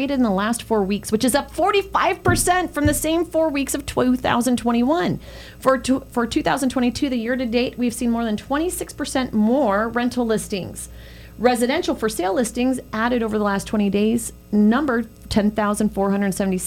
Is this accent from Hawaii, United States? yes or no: no; San Francisco, California, United States; moved away; I grew up in San Francisco